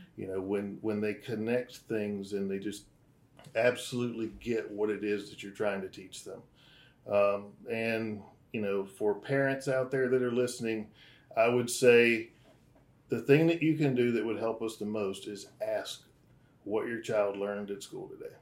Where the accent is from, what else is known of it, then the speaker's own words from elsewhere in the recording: North Georgia, United States; moved away as an adult; now in Florida, United States; I am originally from North Georgia.